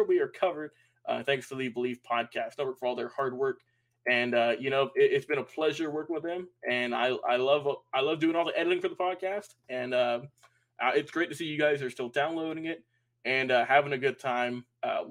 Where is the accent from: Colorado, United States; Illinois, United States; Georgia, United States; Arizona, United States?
Georgia, United States; Atlanta; we're from Atlanta.